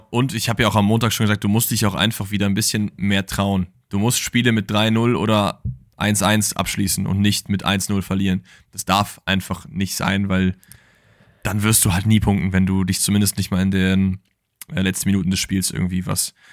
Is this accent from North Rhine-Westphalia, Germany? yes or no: yes; Cologne, North Rhine-Westphalia, Germany; Ja, auch wenn man das jetzt als Kölner natürlich nicht so äh, lange in den Mund nehmen sollte.